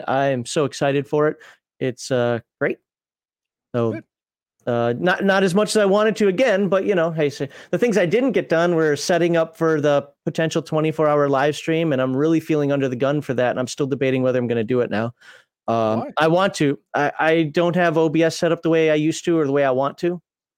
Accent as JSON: {"language": "English", "region": "Minnesota", "country": "United States", "said": "I'm from Minnesota. It's got to be Caribou coffee."}